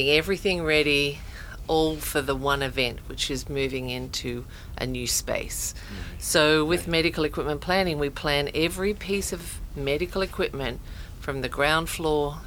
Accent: Australia; moved away as an adult; now in United States; I'm Australian, and that's where my career started

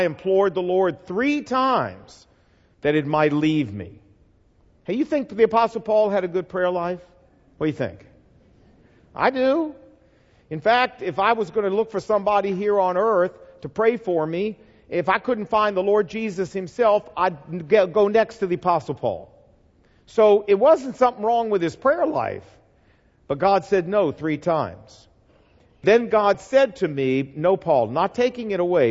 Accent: the South, United States; I'm from the South

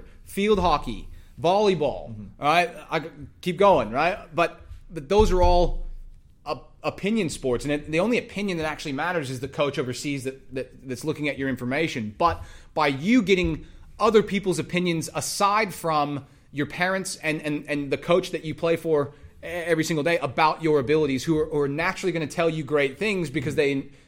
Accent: Texas, United States; I'm from Texas

